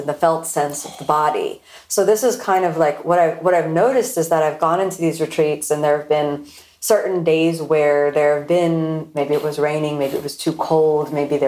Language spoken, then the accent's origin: English; Florida, United States; I'm born and raised in Florida